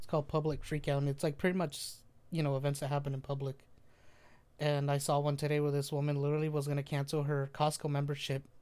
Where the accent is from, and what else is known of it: Jalisco, Mexico; moved away